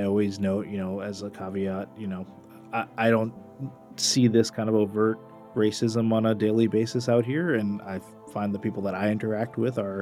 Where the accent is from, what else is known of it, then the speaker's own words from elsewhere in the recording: Portland, Oregon, United States; My hometown